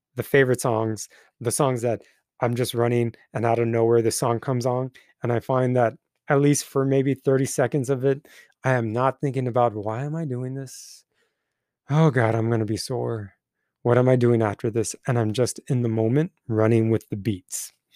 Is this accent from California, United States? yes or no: yes; Twentynine Palms, California, United States; moved away; the land that my hometown lives on